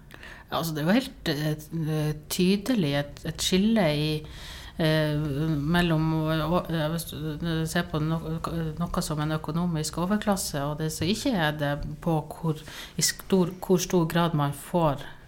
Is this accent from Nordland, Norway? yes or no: yes; Sortland, Nordland, Norway; now in Tromsø, Norway; jeg er egentlig fra Sortland